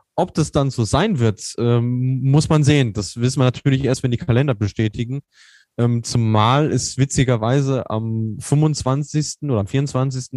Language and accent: German; North Rhine-Westphalia, Germany; ich komme aus Ostwestfalen, da ist man ein bisschen reservierter